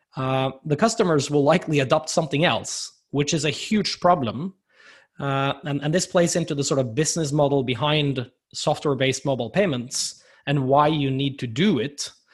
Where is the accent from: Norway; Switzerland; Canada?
Norway; I'm here from Norway and and I've seen firsthand the development here in the Nordics